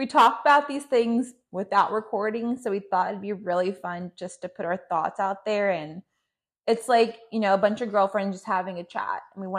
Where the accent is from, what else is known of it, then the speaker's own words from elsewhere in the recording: Hawthorne, California, United States; moved away as an adult; now in Orange County, United States; I am a Middle Eastern, so I'm Palestinian and Jordanian, mm-hmm. and I was raised in Hawthorne, California.